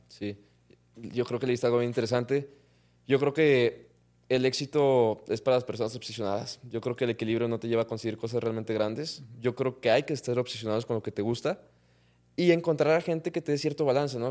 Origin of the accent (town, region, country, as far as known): Mexico